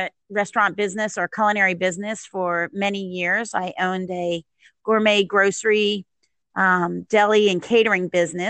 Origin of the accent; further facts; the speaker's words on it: Maryland, United States; now in Jacksonville, United States; No, I moved here in 91 from, Maryland. I'm from the DC area.